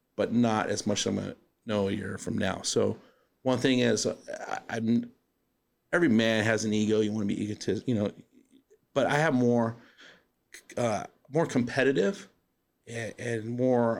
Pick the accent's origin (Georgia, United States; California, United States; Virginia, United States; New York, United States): California, United States; Southern; moved away as an adult; also born or lived in East Los Angeles, California / Chino, California; now in Arizona, United States; growing up in Southern California, I grew up about 45 minutes from the beach